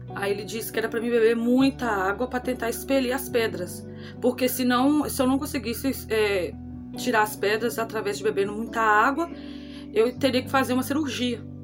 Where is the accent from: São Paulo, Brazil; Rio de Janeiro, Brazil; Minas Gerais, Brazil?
Minas Gerais, Brazil; Acaiaca; sou da cidade de Acaiaca, Minas Gerais